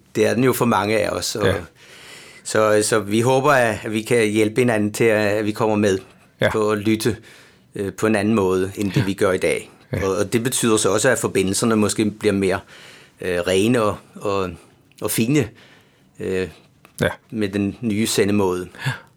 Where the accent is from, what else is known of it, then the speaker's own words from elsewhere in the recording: Bornholm, Capital Region of Denmark, Denmark; accent: Bornholm; moved away as an adult; now in Copenhagen, Denmark; som man kan høre på min accent, så er jeg jo Bornholmer